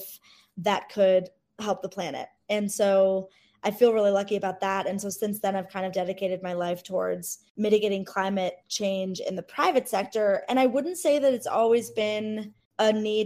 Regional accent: Cleveland, Ohio, United States; I grew up in Cleveland, Ohio, you know, in the 90s

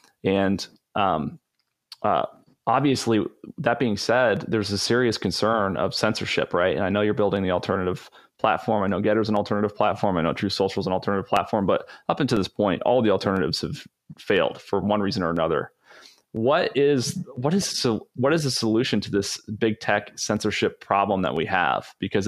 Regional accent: the South, United States; I'm from the South.

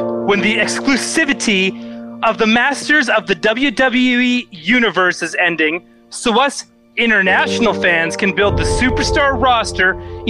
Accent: Canada; now in United States; and I'm Canadian. I don't give a shit about Americans.

